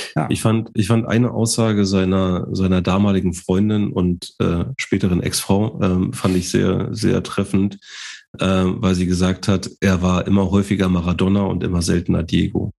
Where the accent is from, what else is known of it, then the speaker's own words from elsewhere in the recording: Germany; als Deutsche